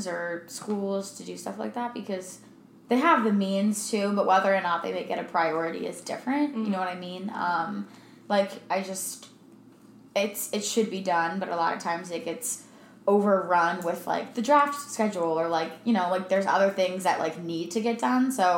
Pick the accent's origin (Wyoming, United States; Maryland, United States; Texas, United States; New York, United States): Maryland, United States; now in Arizona, United States; I'm from Maryland